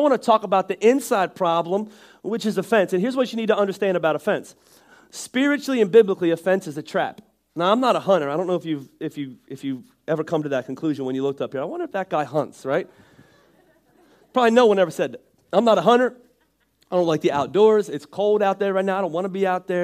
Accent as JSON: {"language": "English", "region": "Northeast", "country": "United States", "said": "I'm from the Northeast and that's just where we talk from."}